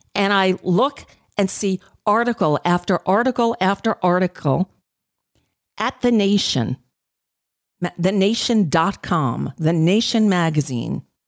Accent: United States; As an American Jew

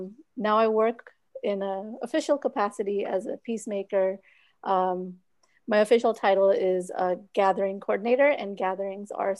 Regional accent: Orlando, Florida, United States; also born or lived in Pakistan / Pennsylvania / Virginia; I was born in Pakistan. I came here when I was about 3 years old. And then we used to live up north, Pennsylvania, Virginia. And then when I was 8, I moved to Orlando. And I've lived here since then

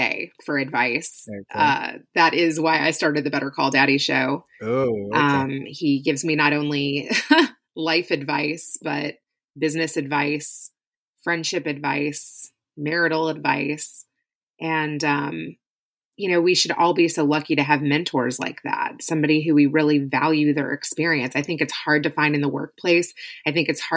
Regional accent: Louisville, Kentucky, United States; I grew up in Louisville, Kentucky. I lived there most of my life, born and raised there

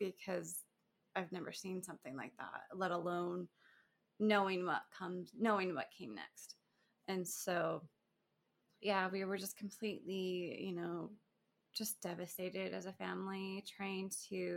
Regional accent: Spanish Fork, Utah, United States; also born or lived in Provo, Utah; I was born and raised in Provo, but then we moved when I was 8 to Spanish Fork. So okay. I call Spanish Fork. Home

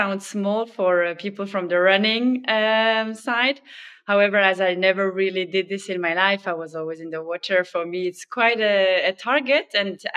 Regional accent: Switzerland; I quickly started to join the swimming club there where I grew up in Switzerland

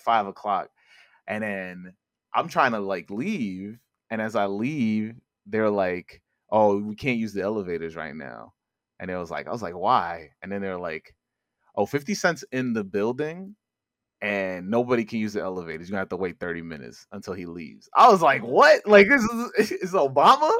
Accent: New York City, New York, United States; also born or lived in Upper East Side, Manhattan; I grew up in Corona, Queens

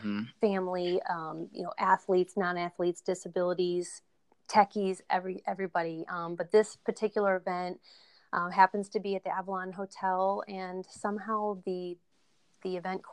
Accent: China; He actually emailed me today, but I'm from China, you know, and I can't wait to go meet him face to face someday

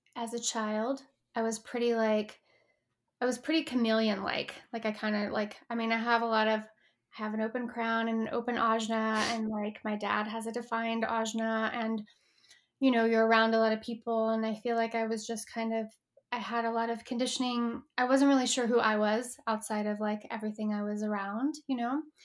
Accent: Texas, United States; moved away as an adult; now in Los Angeles, United States; I grew up in Texas in a pretty, like, conservative, you know, um, space

